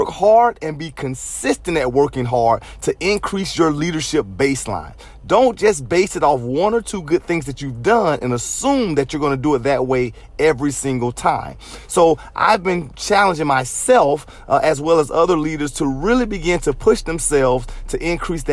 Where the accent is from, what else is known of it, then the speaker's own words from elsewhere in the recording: Jacksonville, Florida, United States; I grew up in Jacksonville, Florida, so I represent the Jacksonville Jaguars